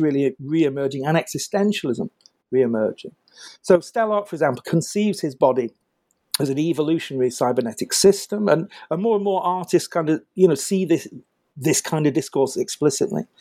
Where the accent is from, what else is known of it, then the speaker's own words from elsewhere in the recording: United Kingdom; I'm British